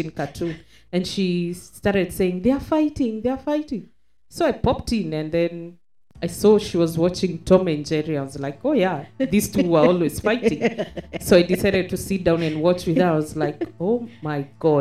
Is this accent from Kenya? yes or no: yes; Kenya; moved away as an adult; now in Dubai, United Arab Emirates; we are Kenyan and we are not currently living in Kenya. We are based in the UAE, in Dubai.